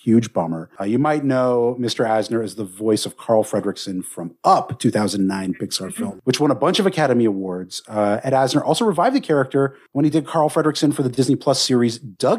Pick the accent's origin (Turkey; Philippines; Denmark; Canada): Canada; I'm from Canada.